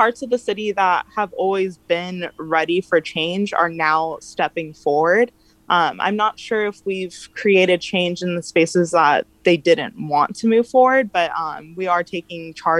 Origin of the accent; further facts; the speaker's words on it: Escondido, California, United States; Well, I grew up here in Escondido, and it definitely has always been very conservative.